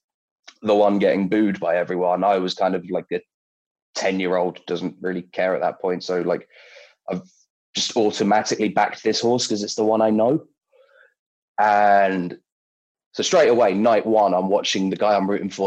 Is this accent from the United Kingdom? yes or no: yes; London, United Kingdom; I'm from London, always have been